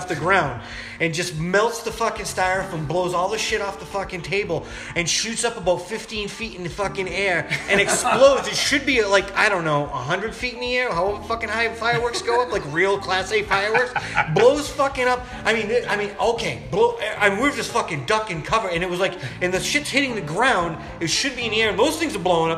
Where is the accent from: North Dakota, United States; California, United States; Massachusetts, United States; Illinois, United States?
Massachusetts, United States; we're from Massachusetts